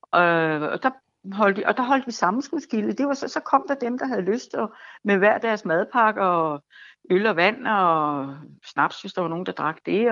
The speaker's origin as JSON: {"language": "Danish", "town": "Fredensborg", "region": "Capital Region of Denmark", "country": "Denmark", "tie": "born or raised there", "said": "jeg bor i mit barndomshjem, og det er 1 i Fredensborg"}